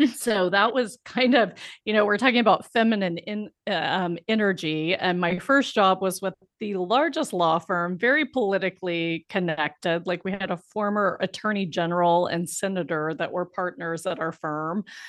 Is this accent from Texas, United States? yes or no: no; Biloxi, Mississippi, United States; moved away as an adult; I grew up in Biloxi, Mississippi, which is a small town in Mississippi right on the Gulf of Mexico.